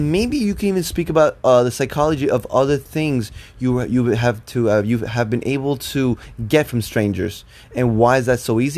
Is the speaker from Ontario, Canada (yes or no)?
yes; Toronto, Ontario, Canada; you know, I'm from Toronto.